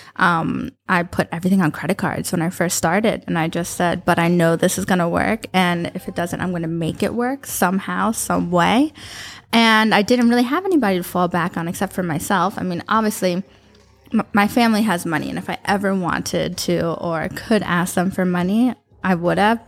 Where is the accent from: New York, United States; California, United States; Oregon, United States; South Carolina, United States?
New York, United States; moved away as an adult; also born or lived in Florida / Westchester / Abu Dhabi; now in Dubai, United Arab Emirates; I grew up in New York. Uh, grew up, started in the Bronx, and moved to Westchester